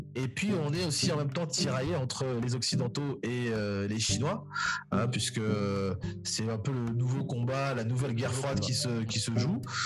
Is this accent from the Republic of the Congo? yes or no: yes; Republic of the Congo; nous intéresser en tant que Congolais